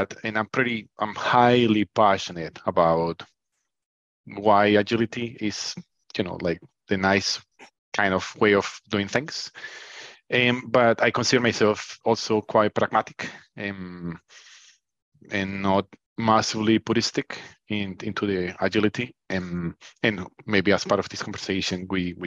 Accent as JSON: {"language": "English", "country": "Colombia", "moved": "yes", "lives_now": "United Kingdom", "said": "I'm originally from Colombia. I've been in the UK for probably 20 years."}